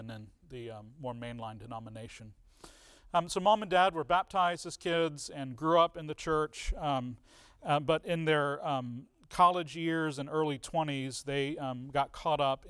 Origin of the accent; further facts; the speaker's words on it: Richmond, Virginia, United States; also born or lived in England; I was born in 1980 in Richmond, Virginia